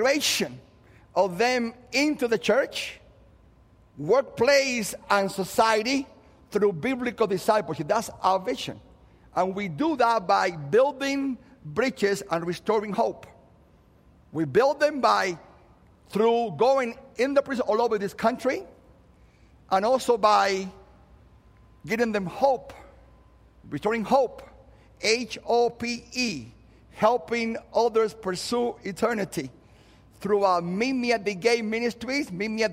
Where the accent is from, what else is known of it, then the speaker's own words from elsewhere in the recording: Cuba; moved away; I happen to be a Christian that happens to be Cuban